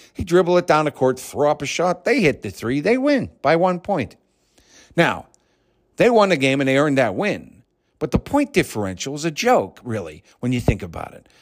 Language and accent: English; Pittsburgh, Pennsylvania, United States; moving back into my hometown where I'd lived till I was nine years old